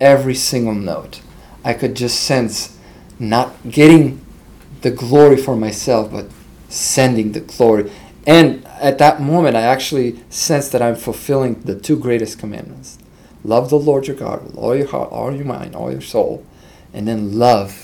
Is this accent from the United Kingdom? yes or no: no; Veles, North Macedonia; So I was actually born in Socialist Republic of Macedonia. And my town, my hometown, was called Titov Veles.